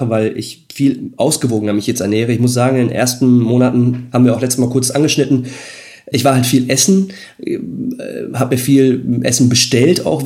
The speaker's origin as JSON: {"language": "German", "country": "Netherlands", "lives_now": "Germany", "said": "ich muss sagen, ich komme aus Holland, jetzt nicht die Fahrradhochburg hier, so wie dann vielleicht eine andere Stadt Münster in der Nähe von Holland."}